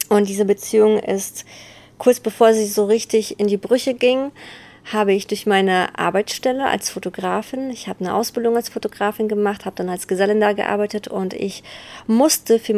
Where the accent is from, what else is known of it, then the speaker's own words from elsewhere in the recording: Bergneustadt, North Rhine-Westphalia, Germany; ich komme aus Beckneustadt